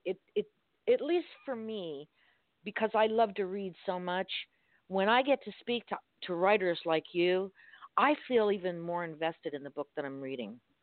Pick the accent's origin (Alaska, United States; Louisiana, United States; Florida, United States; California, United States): Florida, United States; Miami; I'm from Miami